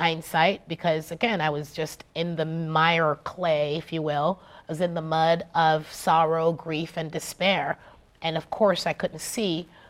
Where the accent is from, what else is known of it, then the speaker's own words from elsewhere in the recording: Jamaica; So we are stewards of nature by birth. I'm Jamaican.